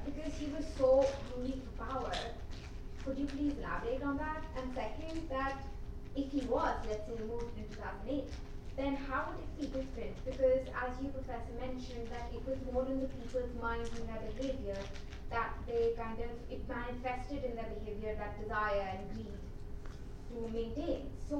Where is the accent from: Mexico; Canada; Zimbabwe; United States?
Zimbabwe; also born or lived in India; So I am from India, but I grew up in Zimbabwe, spent a major chunk of my childhood there